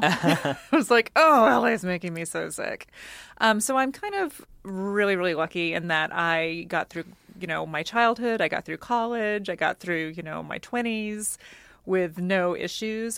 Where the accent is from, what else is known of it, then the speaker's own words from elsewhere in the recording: United States; moved away; also born or lived in Oklahoma / Texas; I grew up, you know, in Oklahoma and Texas, and I'm Cajun